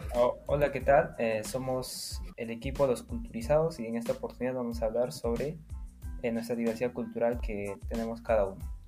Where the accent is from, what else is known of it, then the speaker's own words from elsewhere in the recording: Puno, Peru; also born or lived in Sandia, Puno; yo soy de Puno